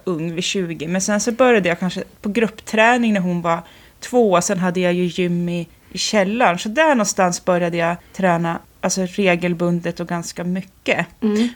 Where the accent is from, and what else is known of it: Jämtland, Sweden; born or raised there; also born or lived in Västerås